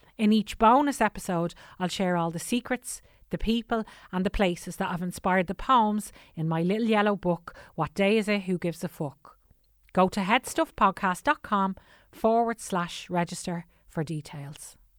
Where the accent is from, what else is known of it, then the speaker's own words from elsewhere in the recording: Tallaght, Leinster, Ireland; also born or lived in Killinarden; now in Celbridge, Ireland; I'm from Tala originally, and I live in, uh, cholesterol now.